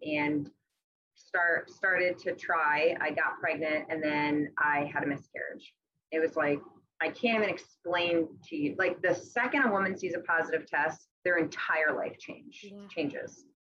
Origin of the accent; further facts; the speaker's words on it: Massachusetts, United States; moved away as an adult; now in Westerly, United States; I'm originally from Massachusetts, but I've been in Westerly, Rhode Island for the past seven years.